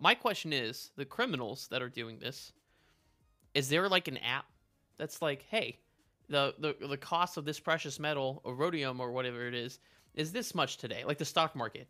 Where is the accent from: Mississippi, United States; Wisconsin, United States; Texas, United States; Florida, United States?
Texas, United States; El Paso; moved away; also born or lived in Midwest; growing up in El Paso, right, in Texas